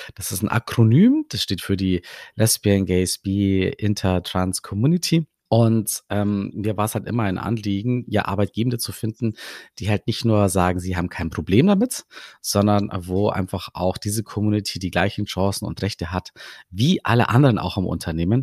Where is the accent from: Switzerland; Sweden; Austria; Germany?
Germany; Aber ich bin hier in Deutschland aufgewachsen